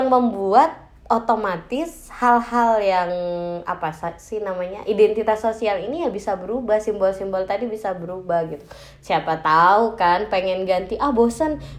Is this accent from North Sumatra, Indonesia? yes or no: no; Nunukan, North Kalimantan, Indonesia; tapi saya besarnya itu di Nunukan Nunukan tuh Kalimantan